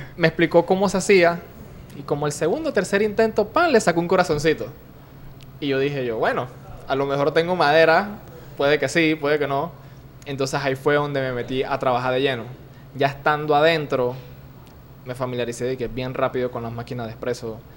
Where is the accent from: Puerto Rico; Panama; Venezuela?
Panama